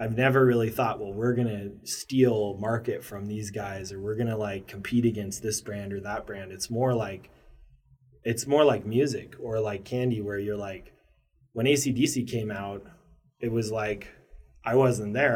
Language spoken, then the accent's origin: English; Maryland, United States; now in Portland, United States; I grew up in Maryland uh, through some formative years